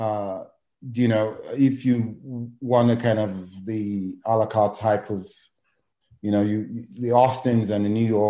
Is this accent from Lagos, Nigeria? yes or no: yes; Lagos, Nigeria; moved away as an adult; also born or lived in England / New York; now in San Antonio, United States; I was born in Lagos, Nigeria. And I lived in Lagos. Went to school, boarding school, like a lot of, you know, Nigerians my age.